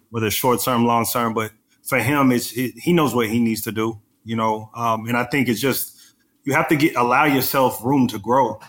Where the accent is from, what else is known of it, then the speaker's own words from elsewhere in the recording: Texas, United States; I'm from Texas